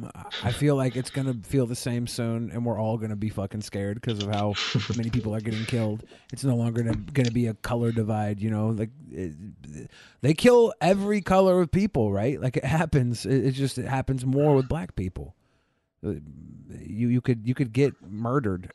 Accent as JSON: {"language": "English", "country": "United States", "said": "I'm from America"}